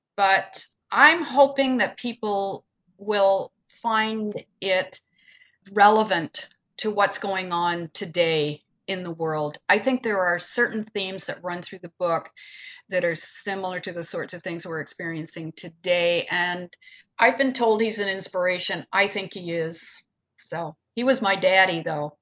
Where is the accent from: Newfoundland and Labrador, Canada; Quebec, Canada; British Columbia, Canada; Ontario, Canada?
Ontario, Canada; Peterborough; growing up in Peterborough